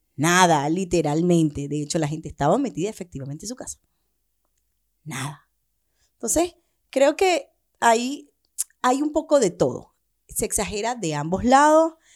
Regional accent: Venezuela; now in Chile; lo que estamos haciendo algunos venezolanos

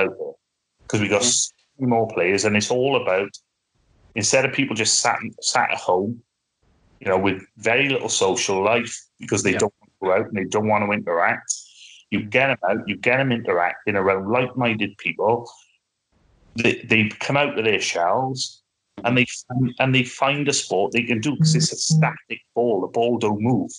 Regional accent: Wales, United Kingdom; I'm not English, I'm Welsh

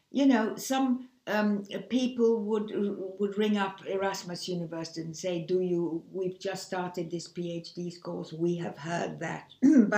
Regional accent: Egypt; moved away as an adult; also born or lived in England / Switzerland / Netherlands; I was born in Egypt and spent the first 20 years of my life there

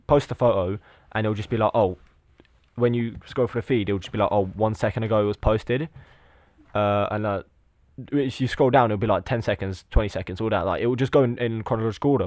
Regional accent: Lithuania; now in England; I was born in Lithuania, but I'm, I live in England

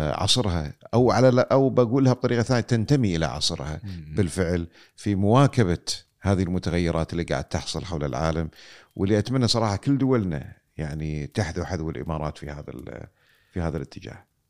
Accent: Kuwait; عندنا في الكويت

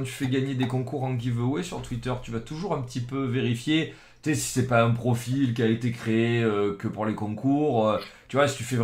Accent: Marseille, Provence-Alpes-Côte d'Azur, France; si moi je suis de Marseille avec le maillot

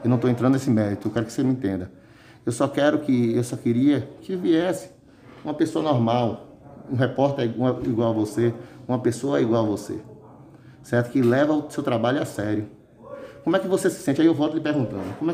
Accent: Santo Estevão, Bahia, Brazil; Por Santo Estevão, que é a terra que eu amo tanto, é a terra que eu vivo, é a terra onde eu nasci, onde eu me criei e a terra onde eu quero, eu quero terminar, é aqui.

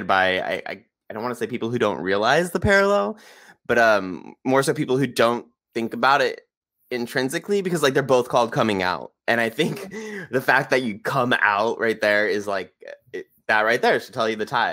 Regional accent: California, United States; growing up in California in the 90s.

